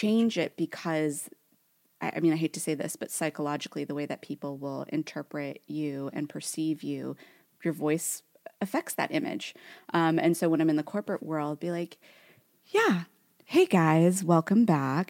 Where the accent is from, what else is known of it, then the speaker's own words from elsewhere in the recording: Newark, California, United States; accent: Californian Valley Girl; I grew up in Newark, and Newark is, like, this, like, donut hole of a city within Fremont in the Bay Area.